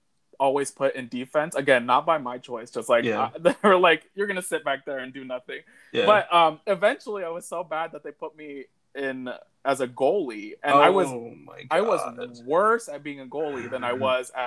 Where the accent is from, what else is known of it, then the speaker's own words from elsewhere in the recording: Arlington, Virginia, United States; also born or lived in Alexandria, Virginia; when I grew up in Arlington.